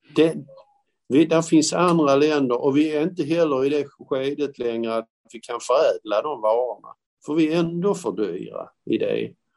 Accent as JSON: {"language": "Swedish", "town": "Malmö", "region": "Skåne", "country": "Sweden", "tie": "born or raised there", "said": "jag är själv från Malmö. Det är en industristad. Det, det, det, säger alla, ja men Malmö är en industristad. Det var det också när jag växte upp"}